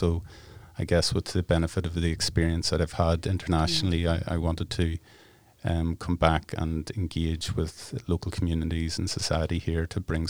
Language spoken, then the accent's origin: English; Ireland; I guess growing up in Ireland, we have a political consciousness, particularly in the north.